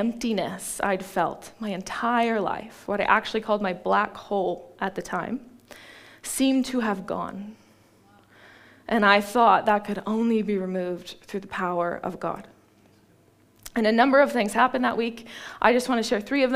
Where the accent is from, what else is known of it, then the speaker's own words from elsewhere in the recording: Ashland, Oregon, United States; now in Ashburton, New Zealand; I grew up in Ashland, Oregon